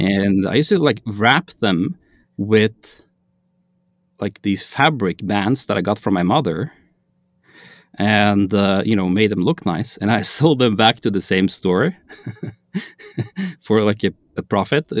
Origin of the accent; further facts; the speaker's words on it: Norway; I am from Norway, which is in Scandinavia